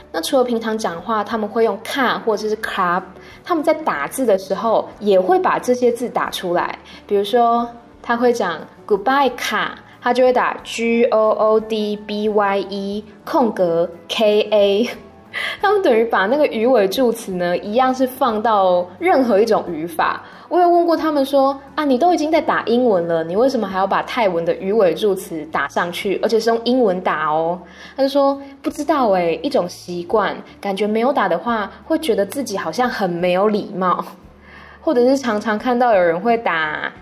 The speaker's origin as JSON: {"language": "Chinese", "country": "Taiwan", "moved": "as an adult", "lives_now": "Bangkok, Thailand", "said": "我是台湾人"}